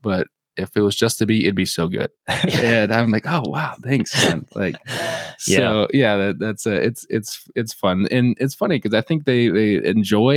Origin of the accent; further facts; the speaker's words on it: Michigan, United States; I grew up in Michigan